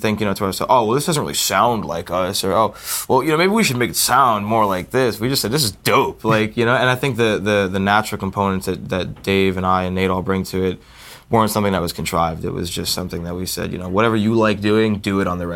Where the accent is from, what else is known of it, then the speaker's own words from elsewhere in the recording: New Jersey, United States; we're all from New Jersey